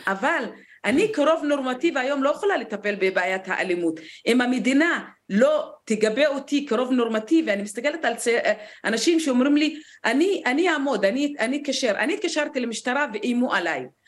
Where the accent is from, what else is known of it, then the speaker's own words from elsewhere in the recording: Negev, Southern District, Israel; כמישהי שנולדה למשפחה בדואית בנגב